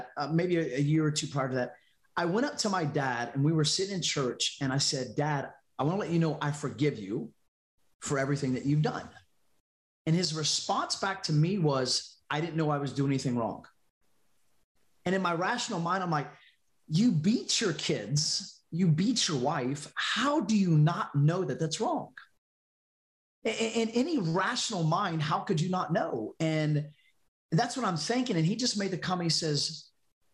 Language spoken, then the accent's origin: English; North Carolina, United States; moved away as an adult; now in Louisiana, United States; I moved to out of North Carolina, out of my hometown, and to Louisiana